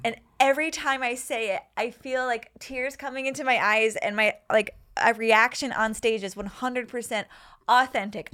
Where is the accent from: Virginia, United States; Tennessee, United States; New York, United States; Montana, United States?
New York, United States; I grew up on a, like, up in, near Canada in New York